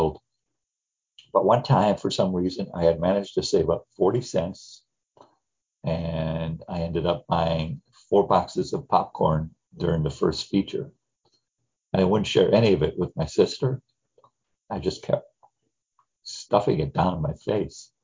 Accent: Gary, Indiana, United States; I grew up in the Midwest in the 50s and 60s. I was raised in Gary, Indiana

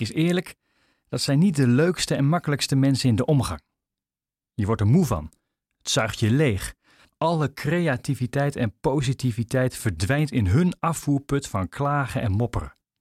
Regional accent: Netherlands; We zijn er als Nederlanders

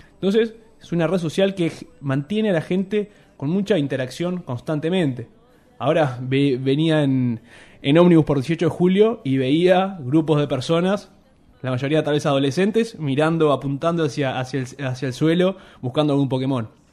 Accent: Uruguay

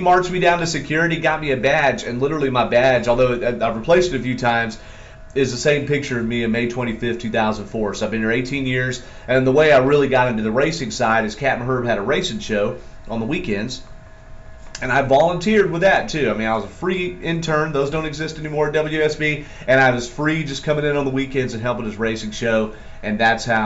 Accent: Atlanta, Georgia, United States; I'm from Atlanta, born and bred

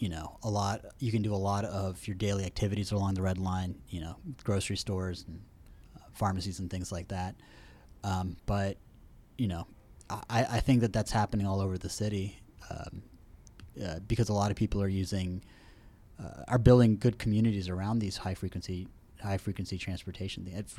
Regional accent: Houston, Texas, United States; I was raised in Houston.

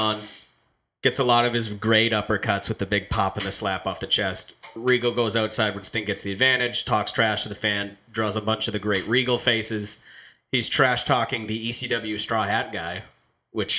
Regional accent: New Hampshire, United States; we're doing this in New Hampshire and we're mostly from New Hampshire

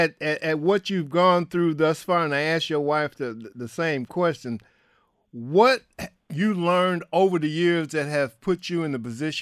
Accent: Detroit, Michigan, United States; You're in my hometown.

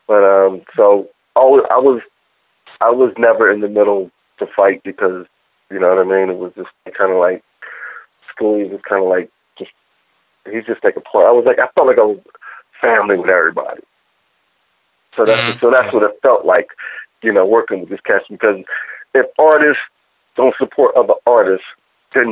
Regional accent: Philadelphia, Pennsylvania, United States; me being from Philly

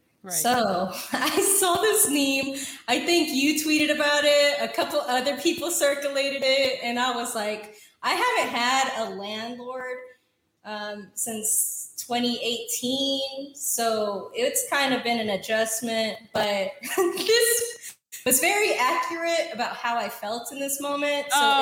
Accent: New Mexico, United States; Like, I'm not from Mexico. I'm a New Mexican.

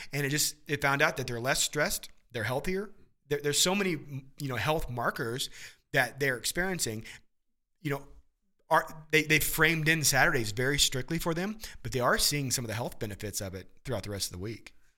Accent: Midwest, United States; growing up in the Midwest

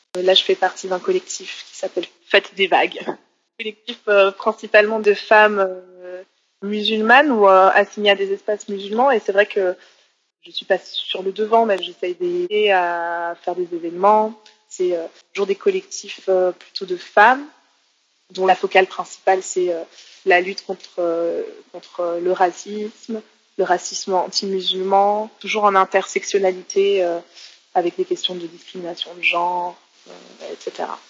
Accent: Geneva, Switzerland; Je suis née à Genève dans les années 80.

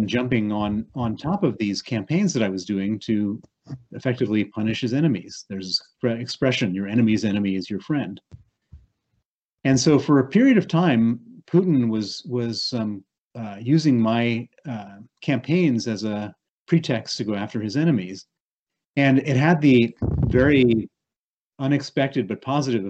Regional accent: Chicago, Illinois, United States; accent: American; moved away as an adult; also born or lived in Princeton, New Jersey; you hear my accent. It's an accent from the United States. I was born in Princeton, New Jersey. I grew up in Chicago

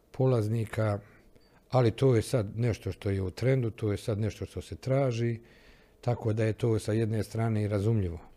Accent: Bosnia & Herzegovina; ovdje kod nas u Bosni i Hercegovini.

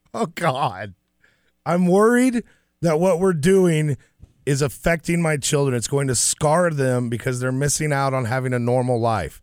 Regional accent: Dallas, Texas, United States; I grew up in Dallas

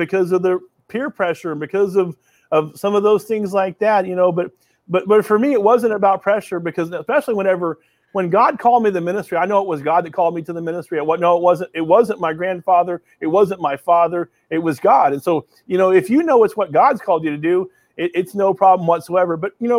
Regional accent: Oklahoma, United States; most kids I'm from Oklahoma, right in the middle of the country.

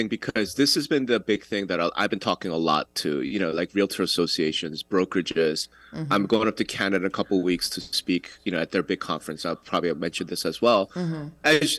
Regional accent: New York, United States; I'm from New York

